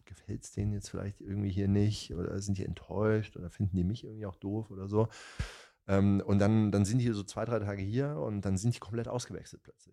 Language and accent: German; near Darmstadt, Hesse, Germany; moved away; also born or lived in Italy; ich komme ja aus Hessen, aus, aus der Nähe von Darmstadt